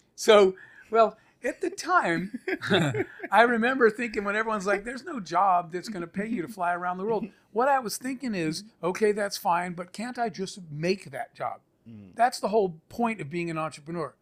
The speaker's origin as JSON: {"language": "English", "region": "Arizona", "country": "United States", "tie": "born or raised there", "said": "I grew up in the Arizona desert"}